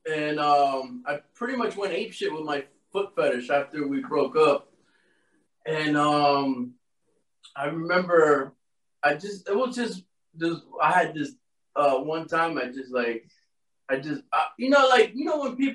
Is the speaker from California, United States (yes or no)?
no; Miami, Florida, United States